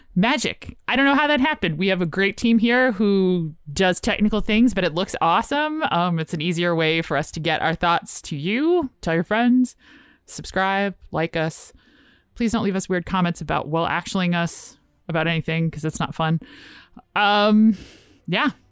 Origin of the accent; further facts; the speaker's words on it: Richmond, Virginia, United States; I'm from Richmond, and we had, like, the theater that showed the indie movies